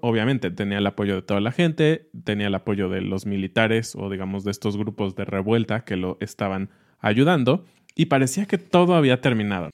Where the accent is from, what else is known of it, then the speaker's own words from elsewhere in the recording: Mexico; lo que somos los mexicanos.